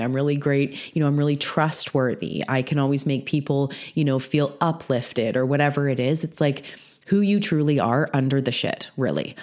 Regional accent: British Columbia, Canada; I'm also a Canadian on the west coast of Canada on Vancouver Island

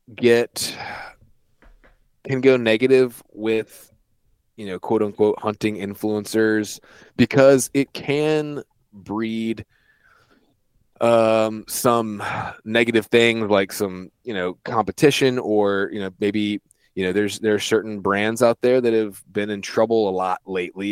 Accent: East Coast, United States; I grew up on the East Coast, so my dad had me out in, like, dove fields and stuff when I was seven, eight years old

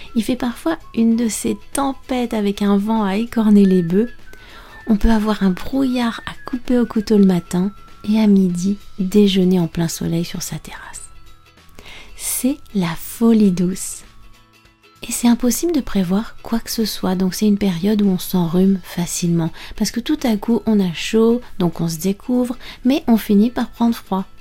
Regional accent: France; je suis française

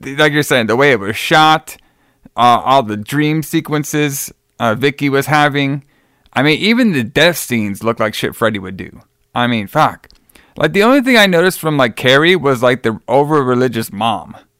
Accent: Dallas, Texas, United States; from my hometown of Dallas

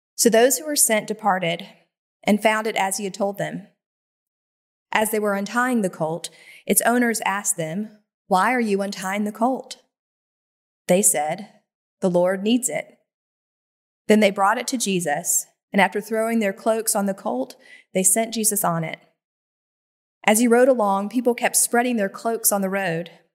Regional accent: Greer, South Carolina, United States; It was a freshman class orientation at Greer High School in my hometown in South Carolina

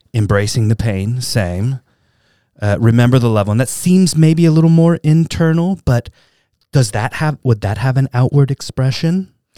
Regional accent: Southern California, United States; I grew up in Southern California

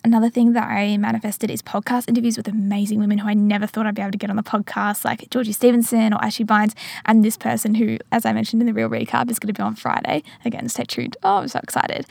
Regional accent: regional Victoria, Australia; moved away as an adult; now in Geelong, Australia; I'm back in Geelong, which is classified as regional Victoria, and it meant that I could go and travel to my hometown

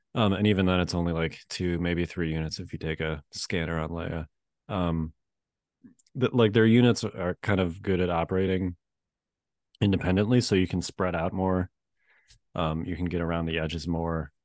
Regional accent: Chicago, Illinois, United States; now in Virginia, United States; I grew up in Chicago, and, uh, obviously I grew up being used to snow

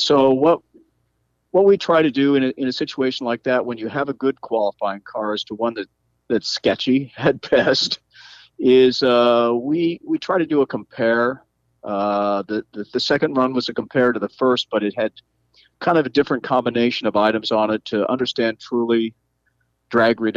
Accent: Bell, California, United States; I was born in Bell, California

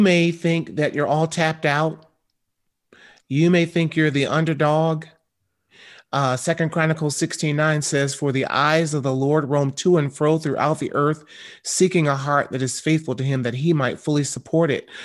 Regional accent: Michigan, United States; I grew up in Michigan. about seventy miles from Detroit

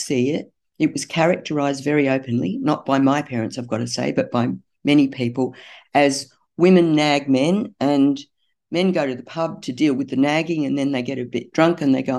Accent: Newcastle, New South Wales, Australia; I'm from Newcastle

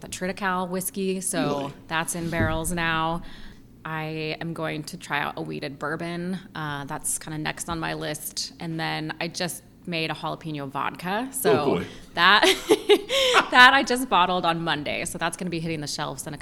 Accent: Northern California, United States; moved away as an adult; also born or lived in Pine Bluffs, Wyoming; now in Central Pennsylvania, United States; I'm born and raised in Northern California, so grew up there, went to school at UC Davis, and then stayed in that area for about 34 years

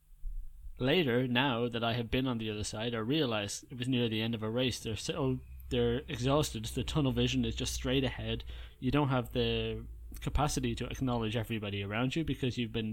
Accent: Dublin, Leinster, Ireland; it's my hometown

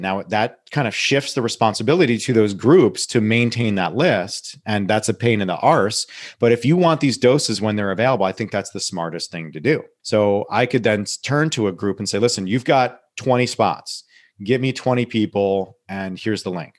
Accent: Saugerties, New York, United States; my hometown, Sargades, New York, where I s, grew up

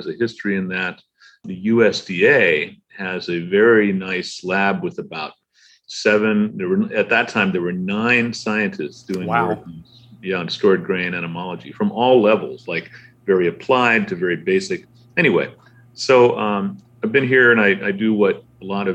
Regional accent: Pennsylvania, United States; moved away as an adult; now in Kansas, United States; I grew up in Pennsylvania

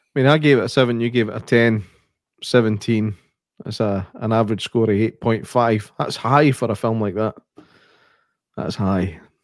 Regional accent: Scotland, United Kingdom; I'm Scottish

